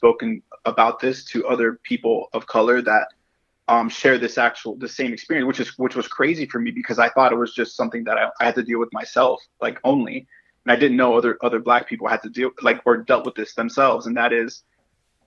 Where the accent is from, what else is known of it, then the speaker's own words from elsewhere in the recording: Miami, Florida, United States; growing up here and especially growing up in Miami